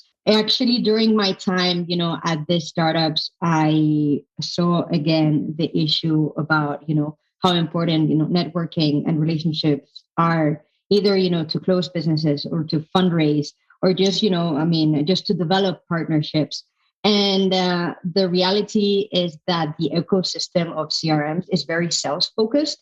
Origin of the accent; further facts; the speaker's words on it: Madrid, Community of Madrid, Spain; moved away as an adult; also born or lived in London; I'm from Madrid, by the way, from Spain, Madrid